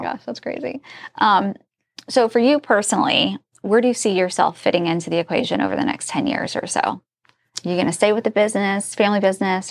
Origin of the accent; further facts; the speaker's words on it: Indiana, United States; now in Northern Virginia, United States; I'm from Indiana